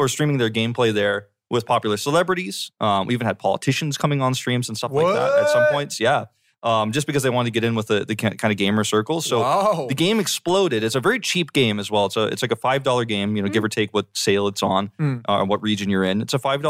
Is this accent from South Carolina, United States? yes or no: no; Georgia, United States; A lot of my Korean friends, actually, I grew up with in Georgia